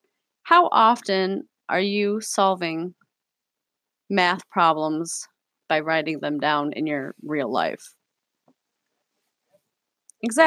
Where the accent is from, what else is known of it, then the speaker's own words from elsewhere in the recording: Cleveland, Ohio, United States; I grew up in Cleveland, probably not the safest place to grow up